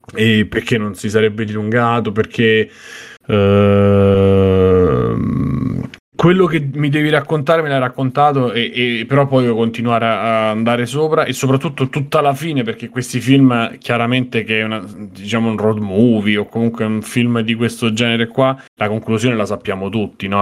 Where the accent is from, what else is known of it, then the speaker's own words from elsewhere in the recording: Rome, Lazio, Italy; da romano